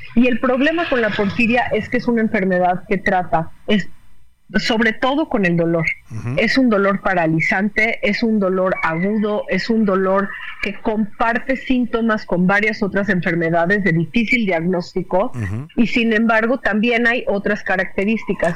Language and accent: Spanish; Mexico; como mexicanos